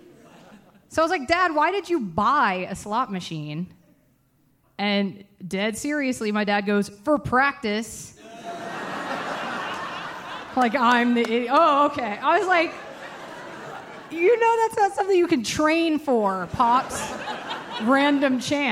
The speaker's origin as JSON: {"language": "English", "town": "Atlanta", "region": "Georgia", "country": "United States", "tie": "born or raised there", "moved": "as an adult", "lives_now": "Los Angeles, United States", "said": "I'm from Atlanta, Georgia, born and raised in Georgia"}